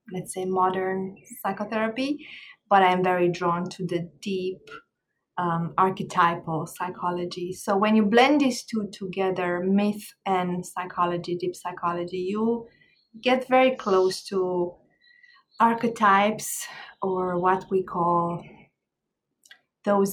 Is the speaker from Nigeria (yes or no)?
no; Romania; moved away as an adult; also born or lived in Ireland; now in Jamaica; I was born in Romania and I grew up in Romania, in Eastern Europe. I left my country in my 30s and I moved to Ireland for a little bit before Jamaica